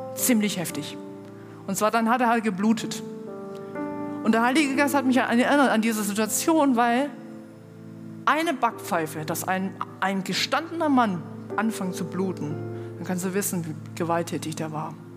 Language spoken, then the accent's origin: German; China; now in Germany; ich komme aus China